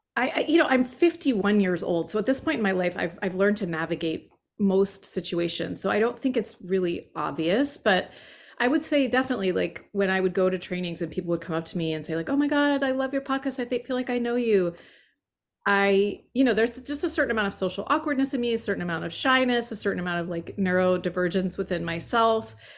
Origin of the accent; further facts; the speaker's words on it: Allentown, Pennsylvania, United States; moved away; Allentown, Pennsylvania